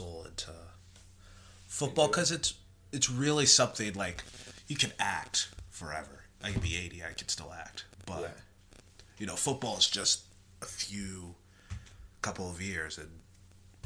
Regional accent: Texas, United States; I'm from Texas

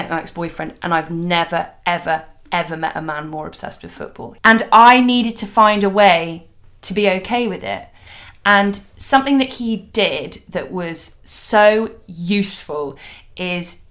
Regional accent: London, United Kingdom; I grew up really near Wembley Stadium

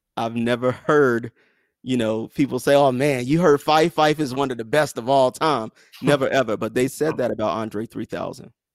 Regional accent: the South, United States; I'm from the South

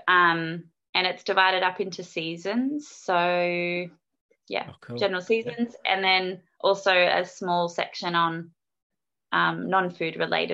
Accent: Newcastle, New South Wales, Australia; moved away as an adult; also born or lived in Melbourne / Surf Coast, Victoria; now in Torquay, Australia; I was born in Newcastle, but I haven't lived there for about 10 years or so.

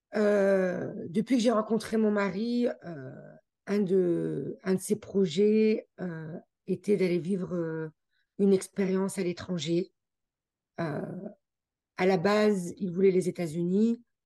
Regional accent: France; accent: French; moved away as an adult; also born or lived in Geneva, Switzerland; now in Canada; nous-mêmes nous sommes français, on est né en France

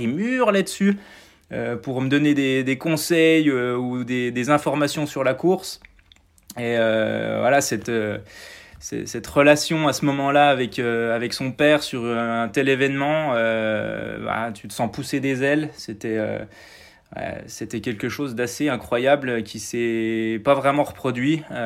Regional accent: Mouthe, Bourgogne-Franche-Comté, France; je suis né à Mout, euh, qui est un village qui est à, moins de 10 km du, site. Donc euh, j'y ai grandi

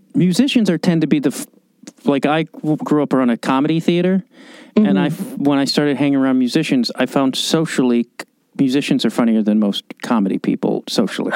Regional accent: Chicago, Illinois, United States; moved away; I grew up in Chicago

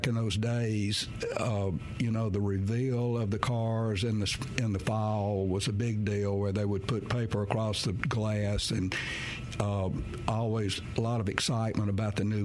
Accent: Crystal Springs, Mississippi, United States; I was raised down in Crystal Springs

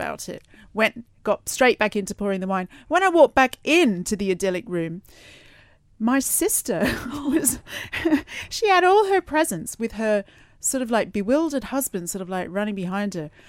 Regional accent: Australia; moved away; I'm from Australia, as a lot of people know, and I, I haven't been home for Christmas for a couple now

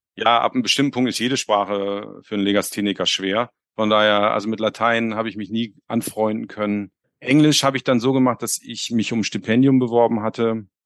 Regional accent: Hamburg, Germany; ich komme ja aus Hamburg

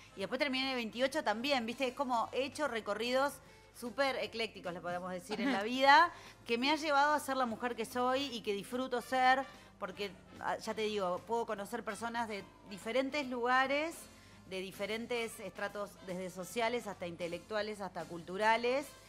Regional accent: Punta Carretas, Montevideo, Uruguay; nací en Punta Carretas y vivo ahí

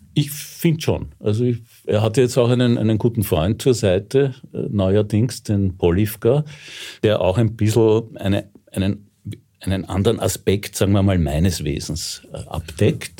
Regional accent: Vienna, Austria; ich bin echter Wiener, ich bin sogar echter Rossauer

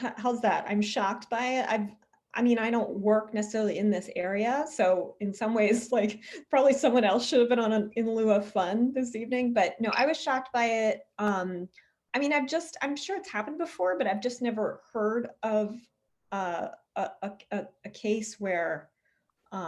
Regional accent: Eastern Shore of Maryland, United States; I grew up on the Eastern Shore of Maryland

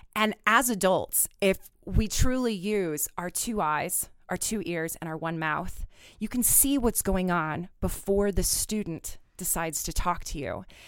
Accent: Southwest Kansas, United States; moved away; I, as you know, grew up in Southwest Kansas

